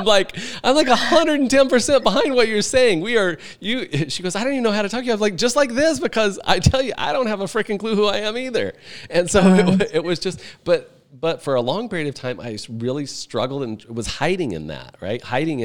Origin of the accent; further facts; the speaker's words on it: Midwest, United States; I've been to gong baths, and I'm from the Midwest.